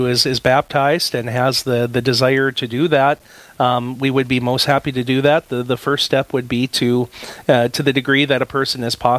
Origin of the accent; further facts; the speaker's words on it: Napoleon, North Dakota, United States; whose grandparents were from my hometown of Napoleon.